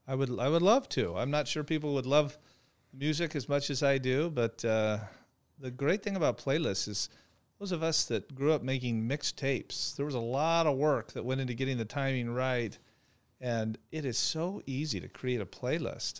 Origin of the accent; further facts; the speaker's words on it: Phoenix, Arizona, United States; I'm a native Phoenician, uh, born and raised, went to Arizona State University